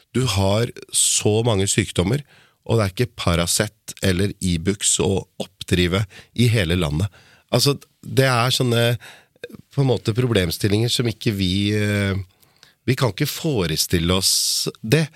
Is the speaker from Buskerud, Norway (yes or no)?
yes; Lier, Buskerud, Norway; jeg er fra Lier